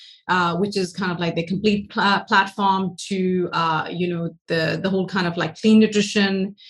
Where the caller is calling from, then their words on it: Sacramento, California, United States; I'm in the beautiful Northern California. So I'm based in Sacramento